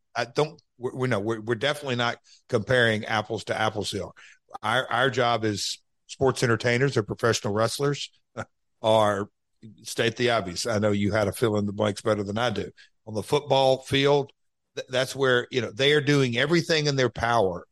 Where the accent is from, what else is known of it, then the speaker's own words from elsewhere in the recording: United States; I'm an American